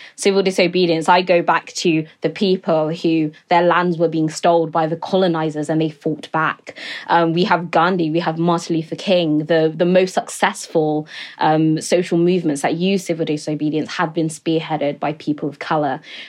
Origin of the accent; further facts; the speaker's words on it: Niger Delta, Nigeria; You know, I come from the Niger Delta region in Nigeria